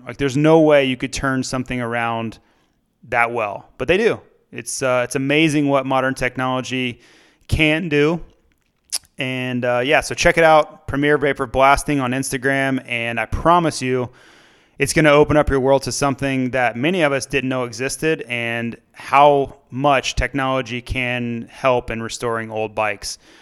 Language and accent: English; United States; being an American